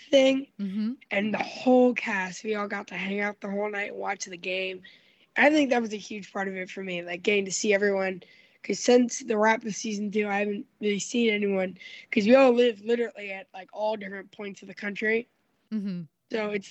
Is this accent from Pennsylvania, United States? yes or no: yes; Philadelphia, Pennsylvania, United States; I'm originally from Philadelphia